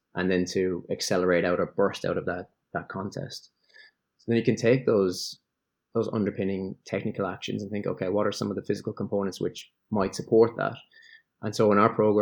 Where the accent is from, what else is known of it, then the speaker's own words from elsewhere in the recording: Ireland; moved away as an adult; also born or lived in England / Melbourne; now in Sydney, Australia; an Irish guy who spent 10 years in England